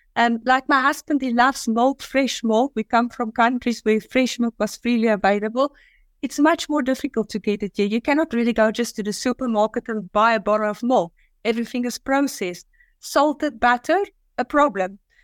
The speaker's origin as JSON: {"language": "English", "country": "South Africa", "tie": "born or raised there", "also_born_or_lived": "Dubai / Singapore", "moved": "as an adult", "lives_now": "Azerbaijan", "said": "I was living in South Africa, I was born in South Africa, and I always had a passion to leave South Africa"}